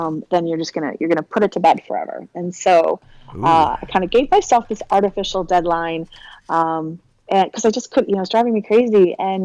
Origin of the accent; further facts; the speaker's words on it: Victoria, British Columbia, Canada; I grew up on Vancouver Island, so Victoria, BC, which is pretty much as far west coast as you can get in Canada